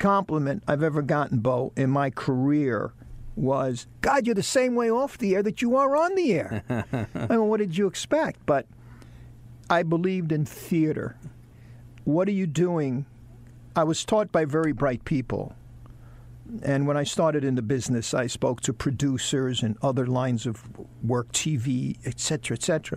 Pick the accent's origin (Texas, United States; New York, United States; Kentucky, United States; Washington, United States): New York, United States; New York City; now in Charlotte, United States; we're both from New York City